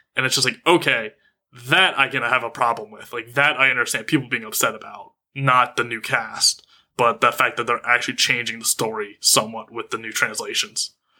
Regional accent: United States; being an American

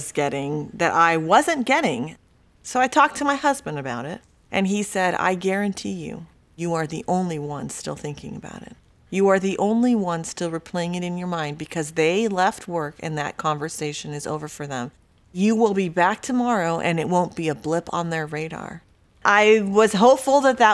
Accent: San Diego, California, United States; also born or lived in Mexico; I was born in Mexico and lived there till I was about 3 or 4 years old. Then we moved to San Diego

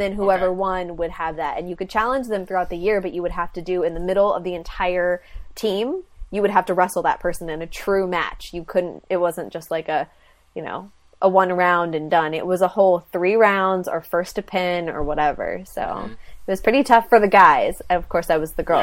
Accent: a little town north of San Francisco, California, United States; I'm from a little town about two and a half hours north of San Francisco.

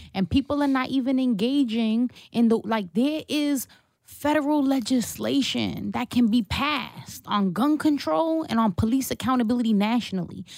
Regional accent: New York City, New York, United States; my church on Court Street in downtown Brooklyn where I grew up

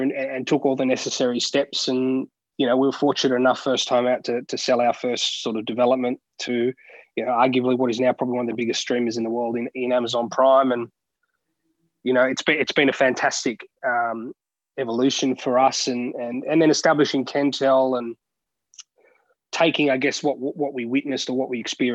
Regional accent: Sydney, New South Wales, Australia; moved away as an adult; now in Melbourne, Australia; I grew up in Sydney, obviously residing in Melbourne now and been here for over a decade.

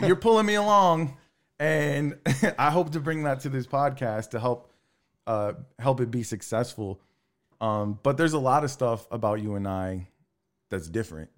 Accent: Texas City, Texas, United States; I grew up in Texas City, Lamarck

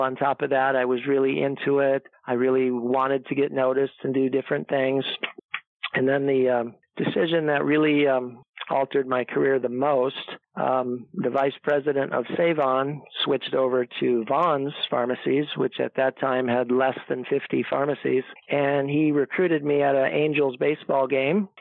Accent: Chicago suburbs, Illinois, United States; moved away as an adult; also born or lived in Iowa; I grew up in Illinois. That's where I was born and raised in the Chicago suburbs.

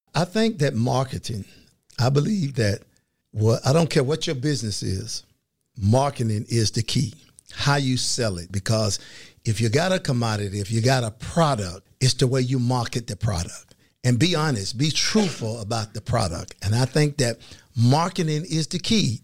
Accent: Fort Pierce, Florida, United States; I grew up in a place called Fort Pierce, Florida, agriculture city on the east coast of Florida.

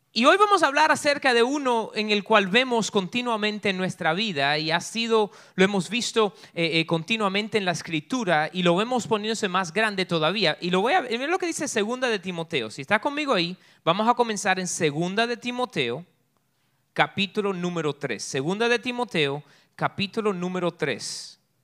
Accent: Cuba; moved away; yo soy bien cubano

